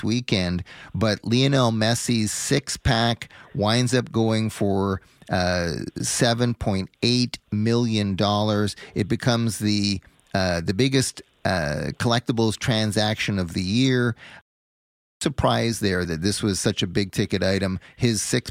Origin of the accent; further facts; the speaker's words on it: Montreal, Quebec, Canada; growing up on the West Island of Montreal